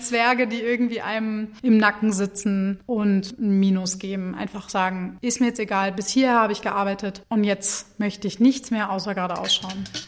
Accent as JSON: {"language": "German", "town": "Hanover", "region": "Lower Saxony", "country": "Germany", "also_born_or_lived": "Berlin / Munich / Mannheim", "moved": "as an adult", "lives_now": "Wuppertal, Germany", "said": "ich komme aus Hannover"}